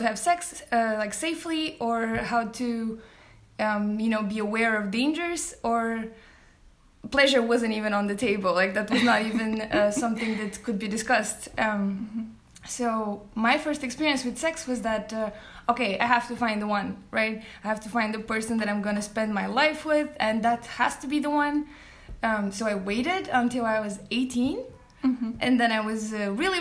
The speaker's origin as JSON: {"language": "English", "country": "Bulgaria", "tie": "born or raised there", "moved": "as an adult", "lives_now": "Copenhagen, Denmark", "said": "I'm originally from Bulgaria, but I've been living for the past 8 years in Copenhagen here"}